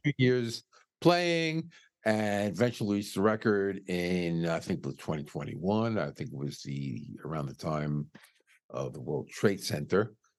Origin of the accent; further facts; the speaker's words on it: New York City, New York, United States; I was born and raised in New York City.